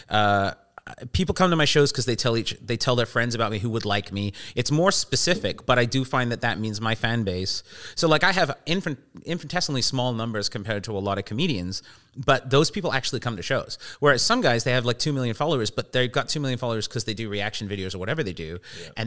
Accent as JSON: {"language": "English", "region": "England", "country": "United Kingdom", "tie": "born there", "said": "because I was born in England"}